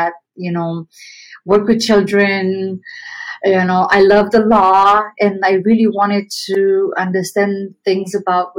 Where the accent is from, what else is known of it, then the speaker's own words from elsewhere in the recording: Romania; English is a second language; moved away as an adult; now in Canada; I came to Canada from Romania when I was 19, and I came here with barely any English. I'm still learning English 28 years later.